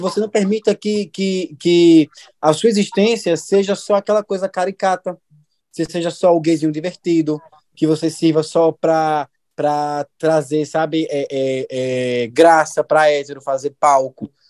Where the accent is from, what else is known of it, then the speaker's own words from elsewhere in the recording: Juazeiro, Bahia, Brazil; eu sou de Juazeiro, da Bahia